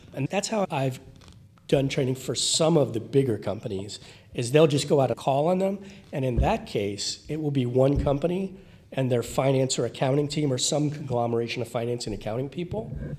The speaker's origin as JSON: {"language": "English", "town": "Miami", "region": "Florida", "country": "United States", "tie": "born or raised there", "said": "So I grew up in the Miami area where people can live next door to each other for 20 years and not know their neighbor."}